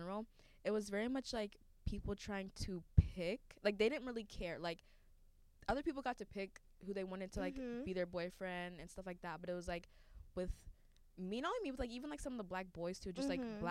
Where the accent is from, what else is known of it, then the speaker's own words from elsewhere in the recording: Dallas, Texas, United States; I'm from North Texas, Dallas area